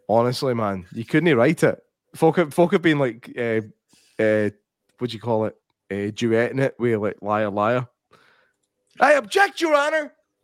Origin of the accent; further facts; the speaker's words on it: Egypt; I'm from Egypt. And we have our own alphabet.